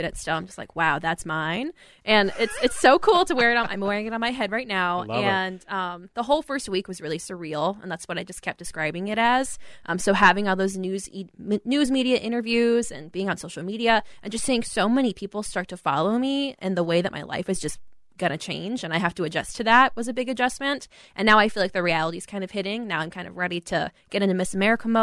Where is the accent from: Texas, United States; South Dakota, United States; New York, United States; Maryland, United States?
South Dakota, United States; Rapid City; also born or lived in Aberdeen, South Dakota / Minneapolis, Minnesota; now in Minnesota, United States; I was born in Aberdeen, South Dakota, grew up in Rapid City